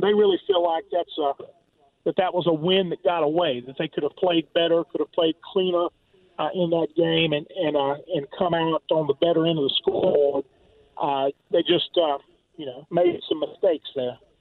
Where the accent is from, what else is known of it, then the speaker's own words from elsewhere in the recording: Denham Springs, Louisiana, United States; now in Oxford, Mississippi, United States; I'm from Denham Springs